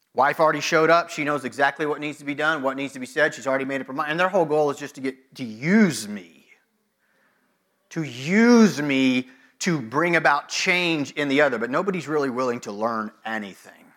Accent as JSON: {"language": "English", "country": "United States", "said": "American Christians"}